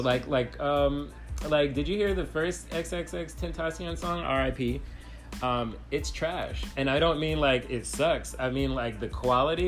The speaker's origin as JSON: {"language": "English", "town": "Los Angeles", "region": "California", "country": "United States", "tie": "born or raised there", "said": "I grew up in Los Angeles"}